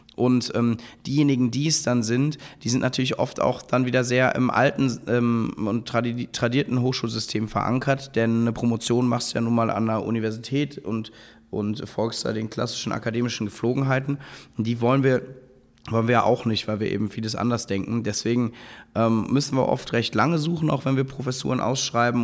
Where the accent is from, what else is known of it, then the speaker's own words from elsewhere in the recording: Cologne, North Rhine-Westphalia, Germany; moved away as an adult; now in Berlin, Germany; bin dann in meine Heimatstadt Köln an eine kleine Business School gegangen